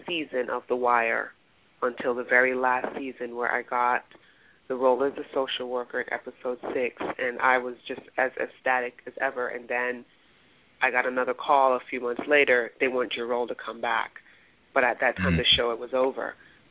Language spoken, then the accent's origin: English; New York City, New York, United States; also born or lived in West Indies; I'm a girl from the West Indies. I was raised in the Bronx